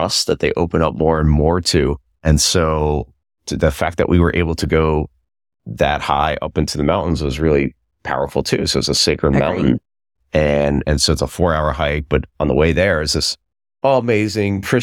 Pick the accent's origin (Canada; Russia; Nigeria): Russia; moved away; I was born in Russia